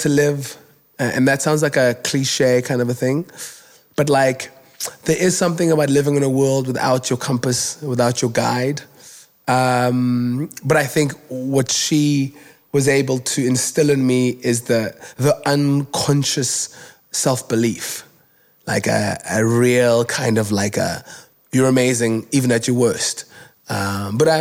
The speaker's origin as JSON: {"language": "English", "town": "Cape Town", "region": "Western Cape", "country": "South Africa", "tie": "born or raised there", "said": "I was born in Kugulethu, a township here in Cape Town"}